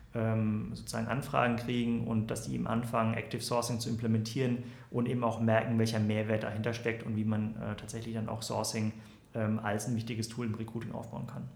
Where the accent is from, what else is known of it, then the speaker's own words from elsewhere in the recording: Southern Germany, Germany; now in Berlin, Germany; bin eigentlich aus Süddeutschland